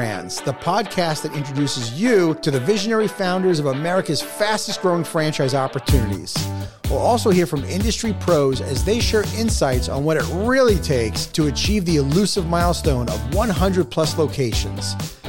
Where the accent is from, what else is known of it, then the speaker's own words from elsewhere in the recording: New York, United States; accent: New York; You know, my New York accent over the last 25 years has kind of dissipated, but once I get back talking to a New Yorker and we get like, you know, we get the passion going, that's it.